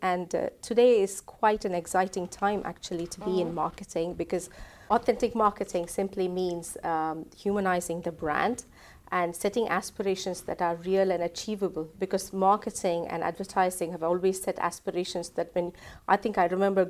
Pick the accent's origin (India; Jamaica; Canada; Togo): India; moved away as an adult; now in England; I'm originally from India, so I moved to England 17 years before.